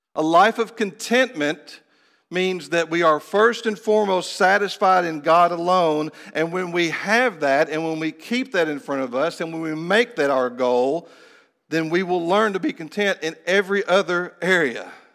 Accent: Kentucky, United States; moved away as an adult; also born or lived in Phoenix / Honduras; I had come back to the state of Kentucky, to my hometown

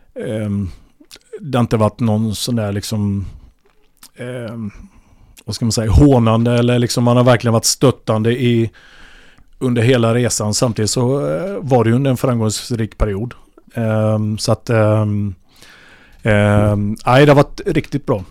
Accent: Vimmerby, Kalmar County, Sweden; moved away as an adult; also born or lived in Ljungby / Norrköping; vi är från Vimmerby

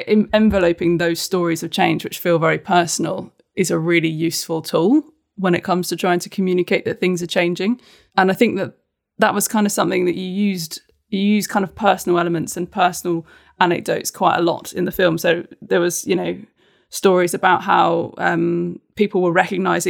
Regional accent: United Kingdom; as a Brit

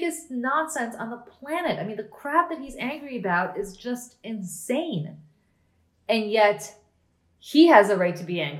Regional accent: Princeton, New Jersey, United States; I grew up in Princeton and I hung around the Princeton campus a lot.

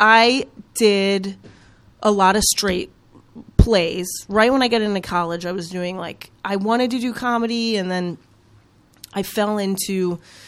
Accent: Schererville, Indiana, United States; I grew up in Schererville

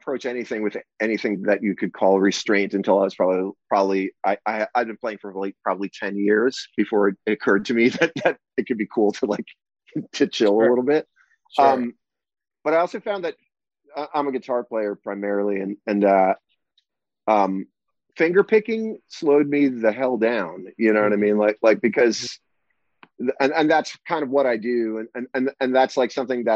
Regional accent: New Jersey, United States; also born or lived in New York City; I grew up in New Jersey

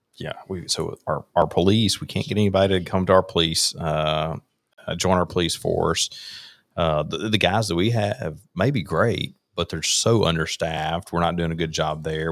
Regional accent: Rankin County, Mississippi, United States; also born or lived in Hattiesburg, Lamar County, Mississippi; I grew up in Rankin County, uh, lived down in Lamar County for six years

